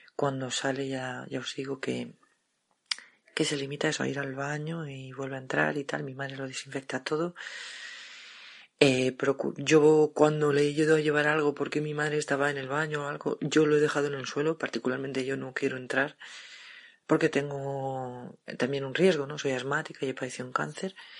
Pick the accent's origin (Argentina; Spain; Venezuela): Spain; Madrid, Community of Madrid; soy de Madrid